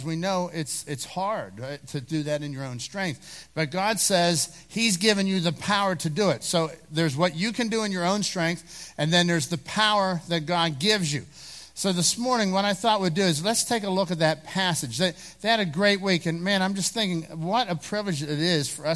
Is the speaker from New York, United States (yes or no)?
no; Dormont, Pennsylvania, United States; I grew up in Dormont